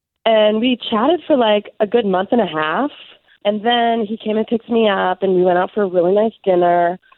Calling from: Maitland, Florida, United States; Hey, I'm calling from Maitland.

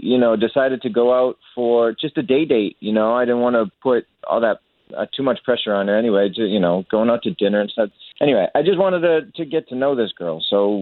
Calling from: Orlando, Florida, United States; I'm calling you from Waterford Lakes.

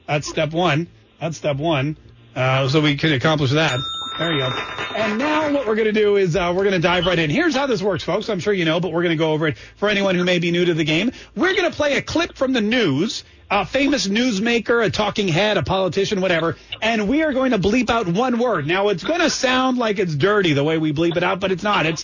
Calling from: Armstrong County, Pennsylvania, United States; I'm calling from Armstrong County, Pennsylvania.

